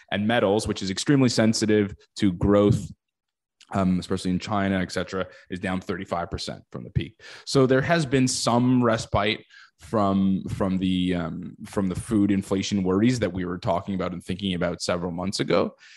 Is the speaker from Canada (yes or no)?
yes; Canada; as a Canadian